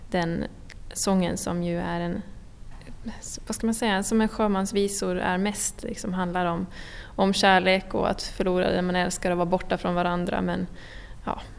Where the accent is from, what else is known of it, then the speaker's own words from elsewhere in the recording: Åland Islands; also born or lived in Stockholm; jag är violinist och jag är från Åland och jag frilansar som eh, musiker, violinist, eh, projektkoordinator och olika grejer på Åland och i Stockholm.